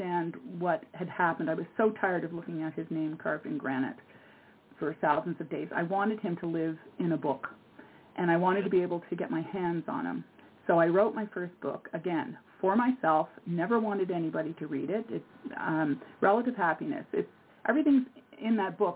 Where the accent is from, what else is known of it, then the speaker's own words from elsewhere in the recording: Montreal, Quebec, Canada; moved away as an adult; now in Nova Scotia, Canada; I'm originally from Montreal, but I've lived on a little island called, which is off Nova Scotia in Canada. I've lived here now for 45 years.